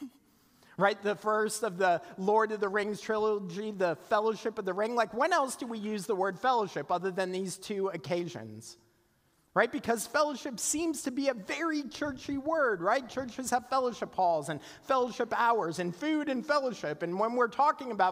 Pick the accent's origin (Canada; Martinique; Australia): Canada; moved away as an adult; also born or lived in South Carolina; I was from Canada, right? In this little tiny town.